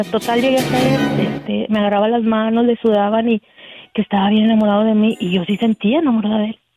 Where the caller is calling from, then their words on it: Oregon, United States; de Oregon.